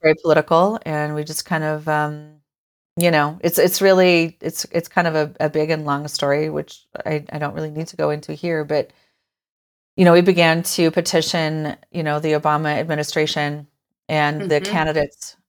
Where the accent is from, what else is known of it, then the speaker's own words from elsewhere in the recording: Forest City, Iowa, United States; I grew up in Iowa. Um, I you know born and raised, born in a little town called Forest City